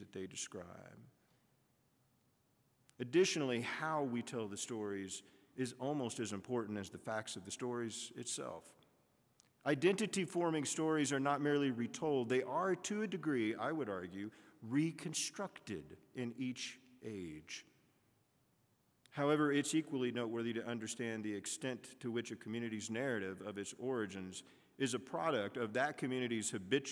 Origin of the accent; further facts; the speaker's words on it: the South, United States; I grew up in the South